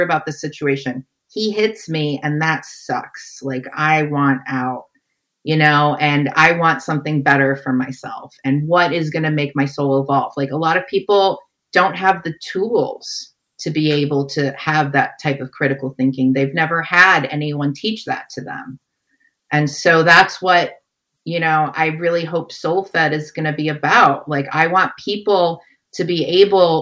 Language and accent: English; Detroit, Michigan, United States; moved away as an adult; also born or lived in San Francisco; my sister, we're from Detroit. We came out to San Francisco together and I was 19 at the time